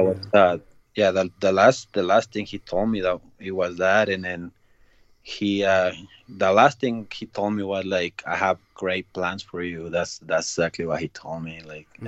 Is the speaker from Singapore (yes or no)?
no; Ciudad Juárez, Chihuahua, Mexico; I was growing up in Mexico in uh, Juarez, is uh, that's uh, border town with uh, with El Paso.